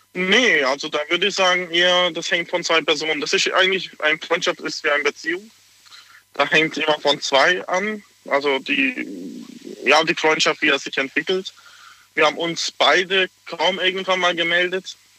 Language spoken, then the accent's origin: German; Hungary; now in Pforzheim, Germany; ich komme aus Ungarn